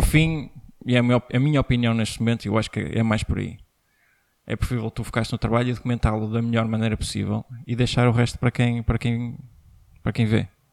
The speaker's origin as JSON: {"language": "Portuguese", "country": "Portugal", "said": "nós como portugueses"}